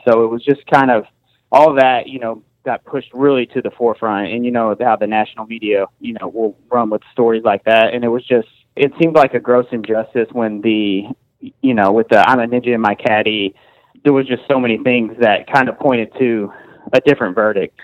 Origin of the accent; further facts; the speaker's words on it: Amarillo, Texas, United States; we're from Amarillo